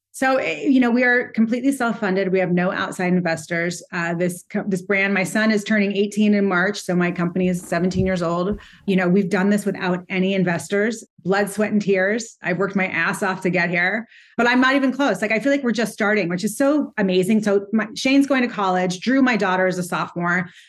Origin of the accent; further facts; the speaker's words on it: Montecito, California, United States; now in New York City, United States; I grew up in Montecito